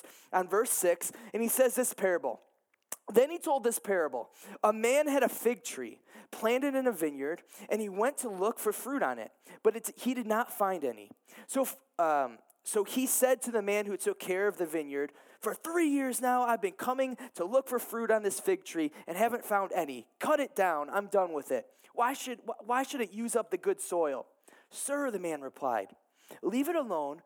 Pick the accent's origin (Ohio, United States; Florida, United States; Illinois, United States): Ohio, United States; moved away as an adult; I'm from Ohio. I moved here a couple years ago